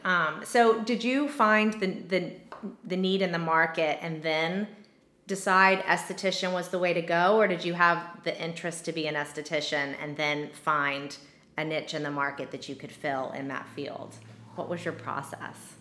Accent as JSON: {"language": "English", "region": "Texas", "country": "United States", "tie": "born or raised there", "moved": "yes", "said": "I grew up in Texas"}